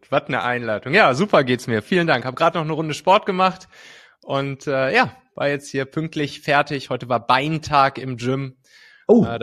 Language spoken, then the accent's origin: German; North Rhine-Westphalia, Germany; Also ich komme ja aus dem Rheinland, so aus der Kölner Gegend, äh, habe dann da ja ziemlich behütet auf dem, auf dem Land bin ich aufgewachsen, so zwischen Köln und Bonn.